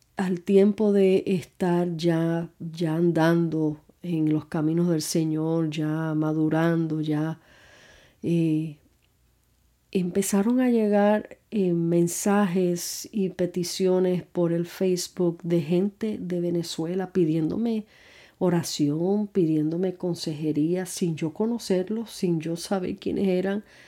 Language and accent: Spanish; Puerto Rico; moved away; also born or lived in New York; Me mudé de Puerto Rico a Nueva York